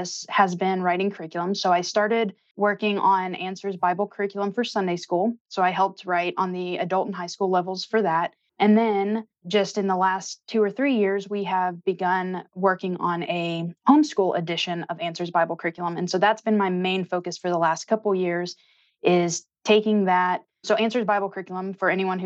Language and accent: English; Memphis, Tennessee, United States; moved away as an adult; now in Northern Kentucky, United States; I grew up in Memphis, Tennessee